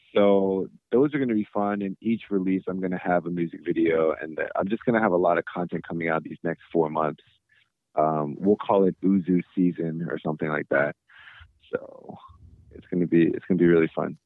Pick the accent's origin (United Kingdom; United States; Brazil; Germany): United States; being proud of being Korean. I'm also American